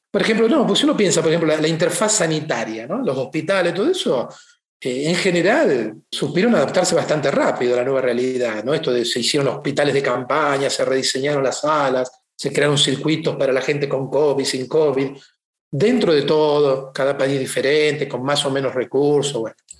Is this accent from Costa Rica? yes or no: no; Argentina; moved away as an adult; also born or lived in Italy; Yo hace 31 años que me fui de Argentina